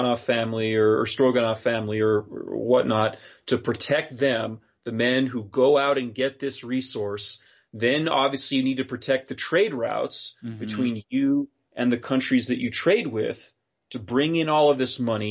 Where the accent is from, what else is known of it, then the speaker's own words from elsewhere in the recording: Wyoming, United States; my home state, Wyoming